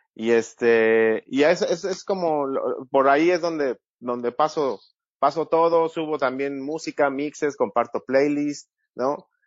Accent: Mexico; de mexicano a mexicano

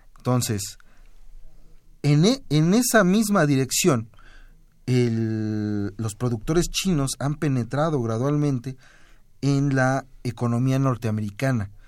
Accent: Mexico

